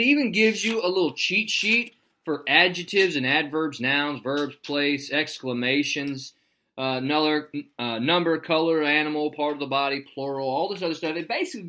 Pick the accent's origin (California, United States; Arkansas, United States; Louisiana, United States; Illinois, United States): Arkansas, United States; We're all from Arkansas.